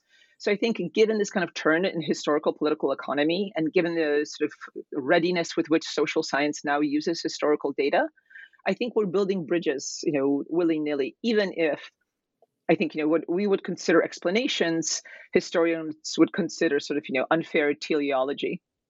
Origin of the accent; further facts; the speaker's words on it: Kansas, United States; moved away as an adult; also born or lived in Poland / East Coast, United States; my parents and I immigrated from Poland to the United States when I was 10 years old. And I spent my formative years in Kansas, where my father was a professor at the University of Kansas, and then moved to the East Coast for college.